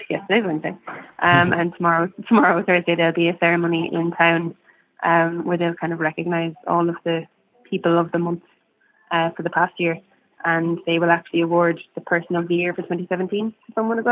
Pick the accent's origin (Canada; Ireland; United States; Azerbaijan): Ireland; growing up in Ireland as an artist